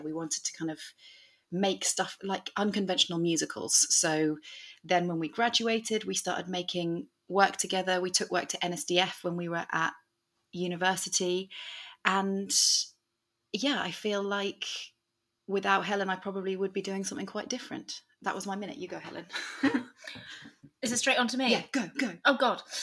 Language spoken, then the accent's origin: English; Suffolk, East of England, United Kingdom; moved away as an adult; also born or lived in Hull; I grew up in Suffolk